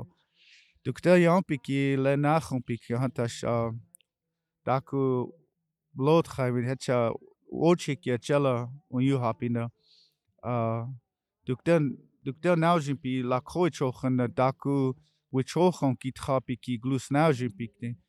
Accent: South Dakota, United States; In my language, said that I'm from the Black Hills of South Dakota, and we come all the way out here to stand in brotherhood with all of our nations out here at the Alcatraz.

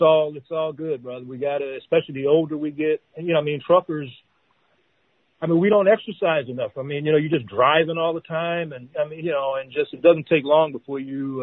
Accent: Detroit, Michigan, United States; the Motor City, Detroit

